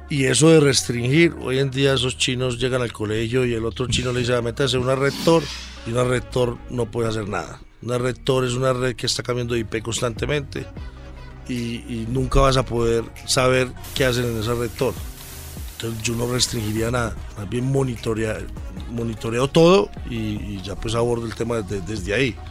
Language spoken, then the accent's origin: Spanish; Colombia; somos los colombianos.